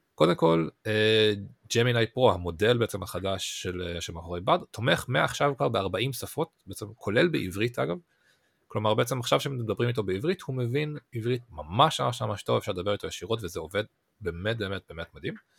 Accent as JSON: {"language": "Hebrew", "country": "Israel", "said": "בתור ישראלים"}